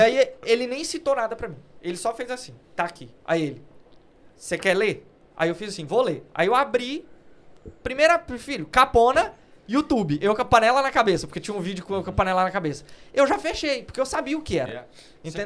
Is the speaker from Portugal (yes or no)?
no; Brazil; now in United Kingdom; A gente é brasileiro